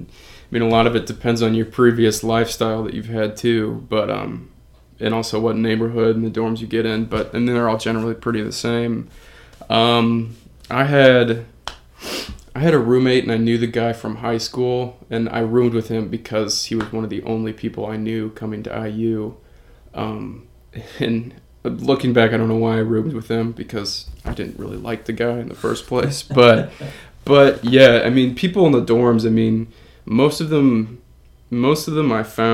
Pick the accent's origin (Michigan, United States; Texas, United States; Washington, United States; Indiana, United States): Indiana, United States; Nappanee; I'm from Napanee, Indiana. It's kind of close to South Bend, northern Indiana area